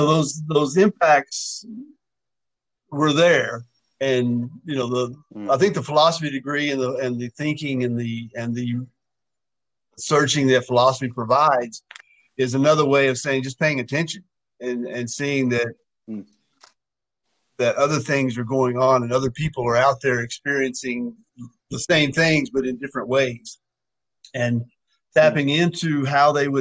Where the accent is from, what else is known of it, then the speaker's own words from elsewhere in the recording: Kentucky, United States; growing up in Kentucky with Walter Cronkite on the news